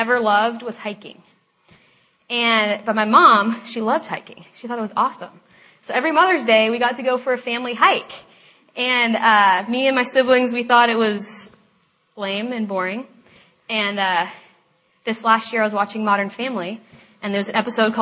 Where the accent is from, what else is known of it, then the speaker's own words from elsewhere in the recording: Lake Oswego, Oregon, United States; now in Seattle, United States; I'm from Lake Oswego, Oregon, and I grew up with an awesome family